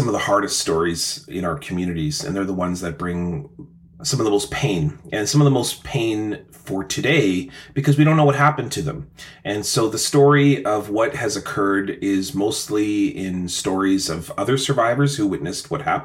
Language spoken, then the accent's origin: English; Selkirk, Manitoba, Canada; I grew up in Selkirk, Manitoba